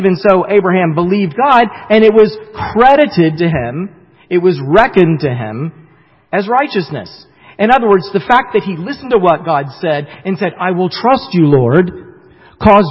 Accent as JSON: {"language": "English", "region": "the South", "country": "United States", "tie": "born or raised there", "moved": "yes", "said": "I grew up in the South, and sometimes it comes out in some of the things that I say, like I say y'all and stuff, and so y'all know that I really am a Southerner still to this day"}